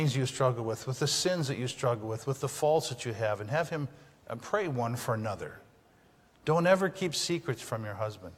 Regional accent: the Upper Peninsula of Michigan, United States; moved away as an adult; also born or lived in Napoleon, Michigan; I'm from the UP, okay? I'm from Lantz

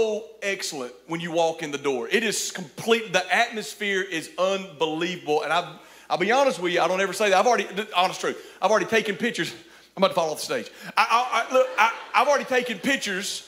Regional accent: Cullman, Alabama, United States; I'm from Cullman, Alabama

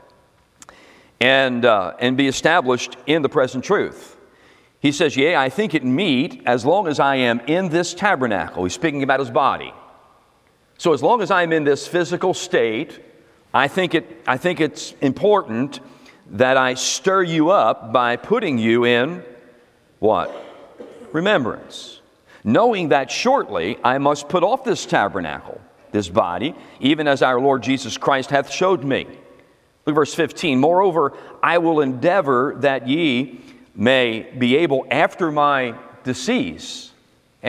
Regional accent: United States; I'm an American

